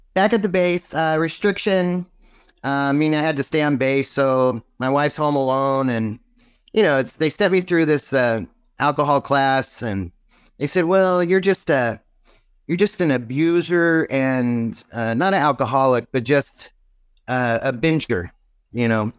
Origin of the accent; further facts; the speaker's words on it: Martinez, California, United States; moved away as an adult; also born or lived in Cleveland, Ohio / Phoenix, Arizona; I grew up in California, originally Northern California. I was born in the hospital of my last name